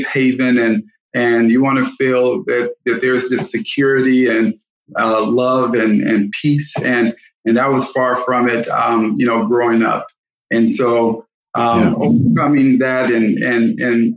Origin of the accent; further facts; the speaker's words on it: Gary, Indiana, United States; I grew up in Gary, Indiana